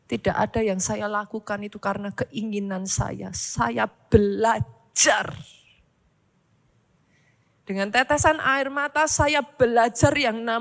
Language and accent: Indonesian; Surakarta, Central Java, Indonesia; Kalau mau ditanya sejak dari awal, saya tuh sangat suka di Solo. Saya tuh orang Solo, saudaraku. I love Solo so much.